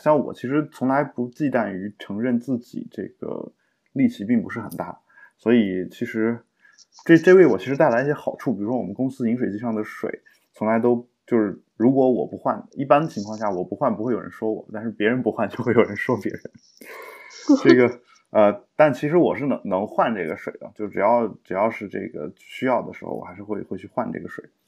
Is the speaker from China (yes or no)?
yes; China